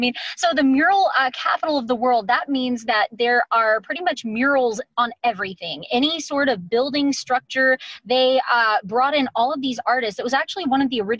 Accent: Colquitt, Georgia, United States; I am from a small, and it's a great town. It's a little town in the southwest corner of Georgia. I'm sure you've never heard of it. Not many people have, but it's called Colquitt, Georgia.

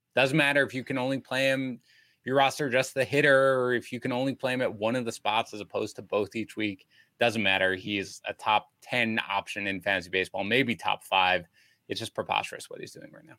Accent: New York, United States; I grew up in New York.

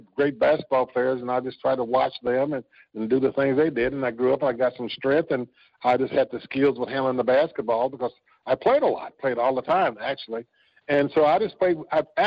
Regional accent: outside of Nashville, Tennessee, United States; moved away; I was born in the South, so I knew there were certain things you couldn't do as I grew up in and around outside of Nashville, Tennessee

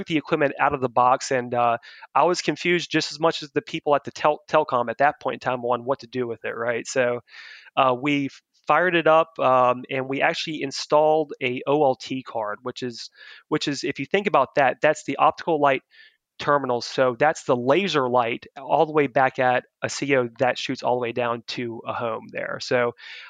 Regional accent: Richmond, Virginia, United States; also born or lived in Radford, Virginia; my hometown of Richmond, Virginia

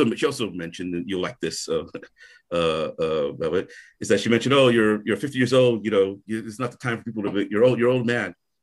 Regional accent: Onitsha, Anambra, Nigeria; I'm from Onitsha

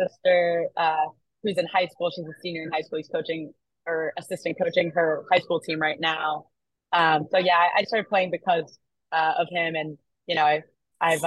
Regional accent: Foxborough, Massachusetts, United States; I'm from Foxborough, so that's right where the stadium is

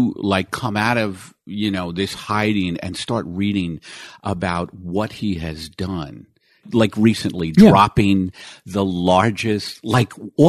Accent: New York, United States; moved away as an adult; now in Los Angeles, United States; I was so New York. I had not lived anywhere else but New York.

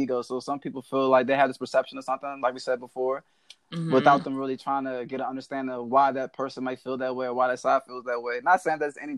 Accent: Waldorf, Maryland, United States; I am from Southern Maryland. I'm from Waldorf, Maryland, actually

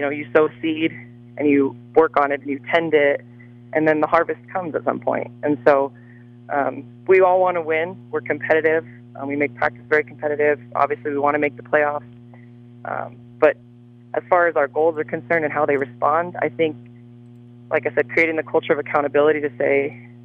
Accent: Trinidad, Colorado, United States; moved away as an adult; I am originally born and raised in Trinidad and attended Trinidad High School

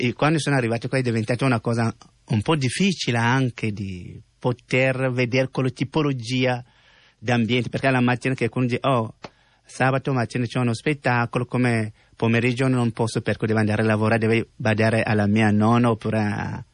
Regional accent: Cameroon; Italian is a second language; moved away as an adult; now in Italy; io ho lasciato il mio paese, eh, Camerun

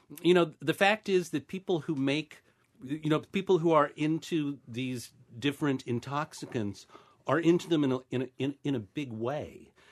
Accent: Ohio, United States; I'm from Ohio.

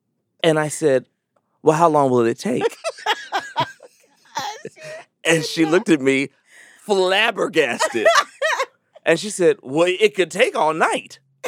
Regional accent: Chicago, Illinois, United States; I'm from Chicago.

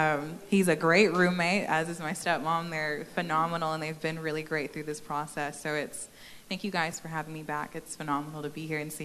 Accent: Texas, United States; moved away as an adult; also born or lived in Maryland; I lived right on the DC border and was just kind of experiencing life. I was born and raised here in Texas

